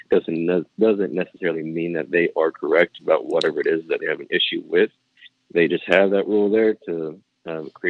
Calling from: Los Angeles, California, United States; Hello, this is … out of Los Angeles, California.

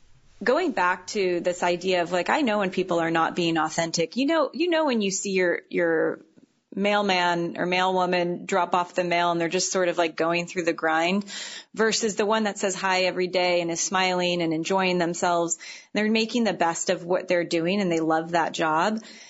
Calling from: San Francisco area, California, United States; I know I'm calling from San Francisco, but I live about 12 miles north, and it feels like I live you know, 200 miles away from the city when we're there. And it's this small little hippie counterculture town.

